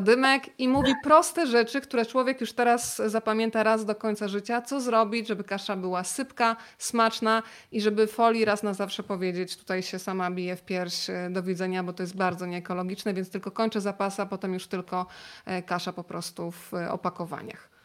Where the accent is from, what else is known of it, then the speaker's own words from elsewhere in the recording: Rzeszów, Subcarpathian Voivodeship, Poland; moved away; u mnie w Rzeszowie tego majonezu tyle nie było